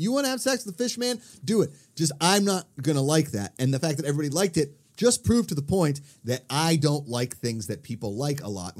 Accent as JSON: {"language": "English", "region": "East Coast", "country": "United States", "tie": "born or raised there", "said": "growing up on the East Coast"}